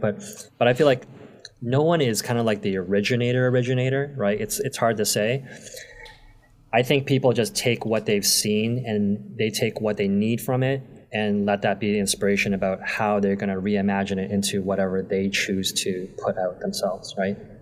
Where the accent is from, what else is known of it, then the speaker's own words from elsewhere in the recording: Toronto, Ontario, Canada; I grew up in Toronto most of my life.